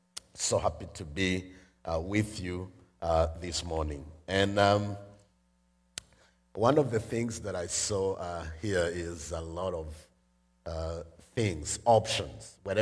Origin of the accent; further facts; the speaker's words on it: Rwanda; I am from Rwanda